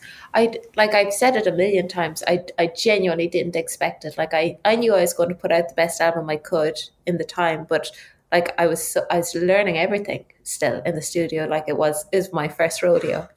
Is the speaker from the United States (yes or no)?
no; Ireland; I started like every rural child in Ireland on the tin whistle at five